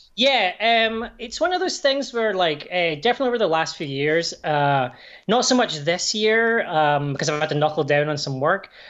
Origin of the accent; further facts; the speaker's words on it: Irvine, Scotland, United Kingdom; also born or lived in Glasgow; now in Canada; I was born in Glasgow, but I grew up on the west coast in this town called Irvine